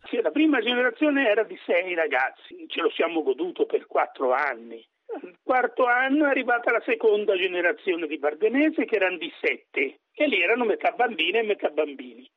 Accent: Barbiana, Tuscany, Italy; Io sono nato a Barbiana

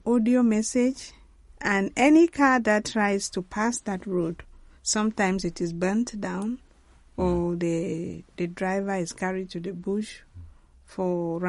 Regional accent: Mamfe Diocese, English part of Cameroon, Southwest Region, Cameroon; I'm from the English part of Cameroon, actually from Manfred Diocese.

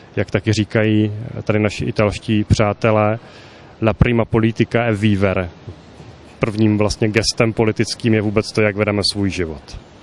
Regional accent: Czechia; jsme mu jako Češi velmi mnoho dali

